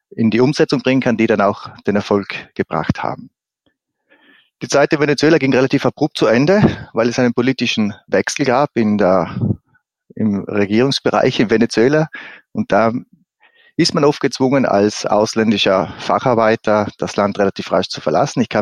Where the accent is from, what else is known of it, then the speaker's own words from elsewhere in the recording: Trentino-Alto Adige, Italy; Also zuerst, ich bin äh, gebürtiger Südtiroler, habe in Südtirol ein Abi gemacht in einer Fachschule für äh, Obst- und Weinbau.